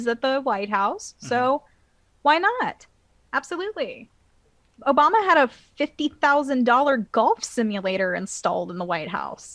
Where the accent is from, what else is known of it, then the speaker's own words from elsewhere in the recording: Atlanta, Georgia, United States; I'm from Atlanta